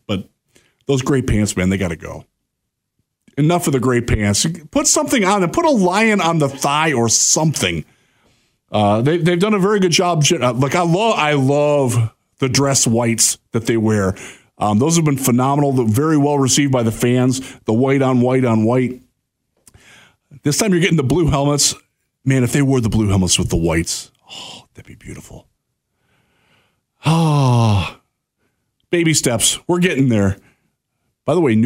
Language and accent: English; Cedar Point area, Northern Ohio, United States; moved away as an adult; also born or lived in Houston, Texas; I grew up in Northern Ohio. I'm from the Cedar Point area